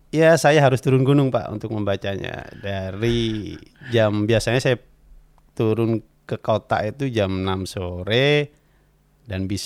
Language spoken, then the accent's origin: Indonesian; Bondowoso, East Java, Indonesia; Beliau berdua datang ke kampung saya Eh, menanyakan kopi.